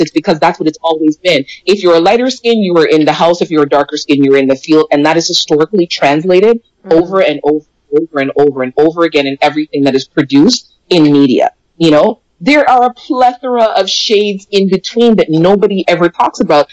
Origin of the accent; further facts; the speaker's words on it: Jamaica; now in Canada; I'm from Jamaica, I was born there.